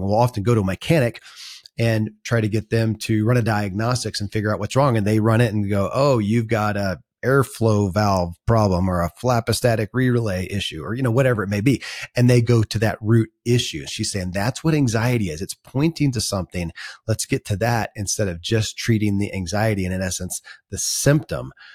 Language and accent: English; Kentucky, United States; born or raised there